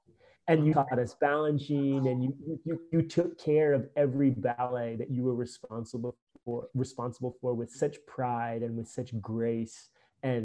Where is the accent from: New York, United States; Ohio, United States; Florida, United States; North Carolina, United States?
North Carolina, United States; Charlotte; when I was a little boy growing up in Charlotte